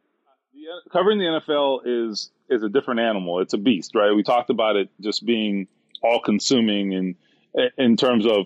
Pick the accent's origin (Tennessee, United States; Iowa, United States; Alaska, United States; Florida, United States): Florida, United States; South; now in Indiana, United States; growing up in South Florida